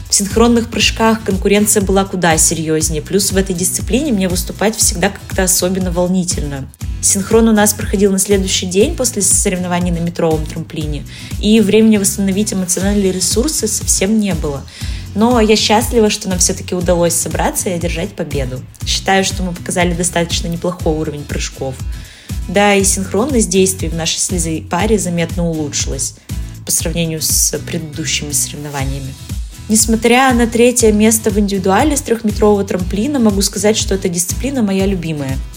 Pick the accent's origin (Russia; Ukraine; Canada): Russia; Yekaterinburg, Sverdlovsk Oblast; соревноваться в родном городе